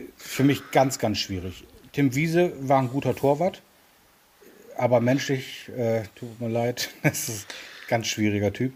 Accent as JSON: {"language": "German", "region": "Bremen", "country": "Germany", "tie": "born or raised there", "said": "Ich bin in Bremen geboren und bin selbstverständlich nun bei Werder Bremen groß geworden"}